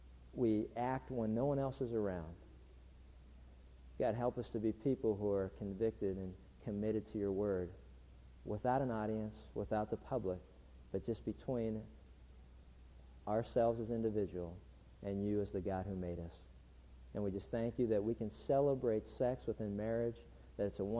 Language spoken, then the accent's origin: English; Pittsburgh, Pennsylvania, United States; growing up in Pittsburgh